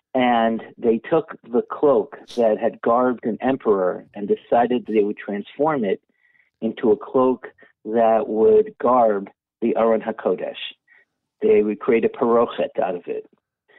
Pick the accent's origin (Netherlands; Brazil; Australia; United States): Netherlands; I grew up in Holland, and many of the shuls in Holland, the parochet came because of the relationship between the royal families and the Jewish community.